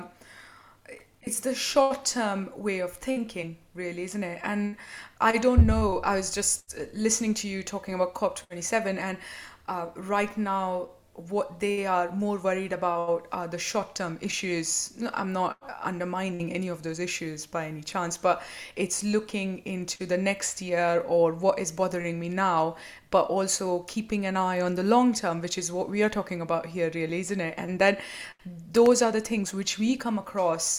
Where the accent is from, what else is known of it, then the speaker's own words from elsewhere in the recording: Mumbai, Maharashtra, India; now in United Kingdom; That's how I grew up in Mumbai in India, and that's how I remember my childhood to be